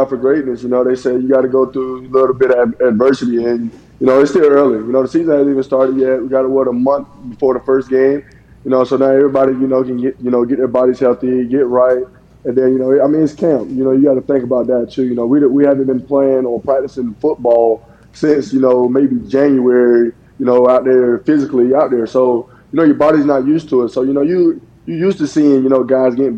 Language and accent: English; Lake View, South Carolina, United States; I come from Lakeview. I graduated with 63 students.